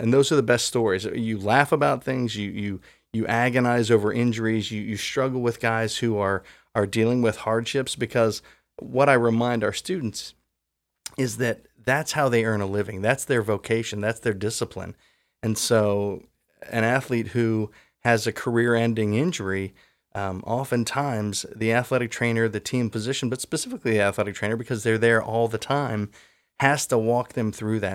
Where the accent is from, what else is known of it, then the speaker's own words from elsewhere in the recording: Columbus, Ohio, United States; I grew up in Columbus